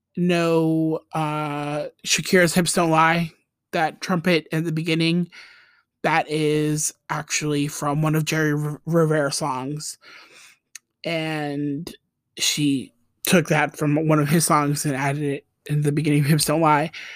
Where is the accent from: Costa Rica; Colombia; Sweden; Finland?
Costa Rica; accent: Costa Rican; my Costa Rican accent